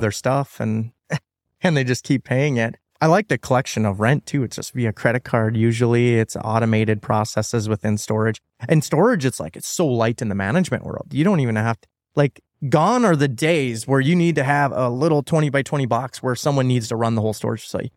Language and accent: English; North Dakota, United States; I'm from North Dakota